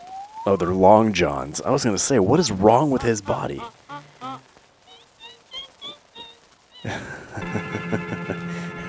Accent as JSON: {"language": "English", "town": "San Diego", "region": "California", "country": "United States", "tie": "born or raised there", "said": "growing up in San Diego."}